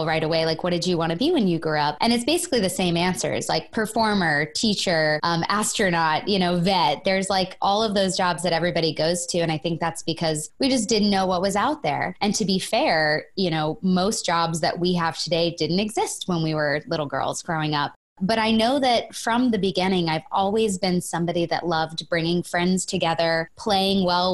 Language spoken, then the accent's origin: English; Florida, United States; moved away as an adult; now in Los Angeles, United States; I'm born and raised in Florida and moved out to Los Angeles about 8 years ago